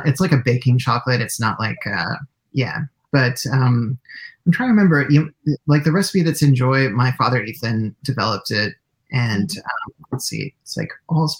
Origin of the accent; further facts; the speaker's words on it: Portland, Oregon, United States; also born or lived in Cincinnati; I spent my school years with my mother in Portland, and then I would go visit my father in Cincinnati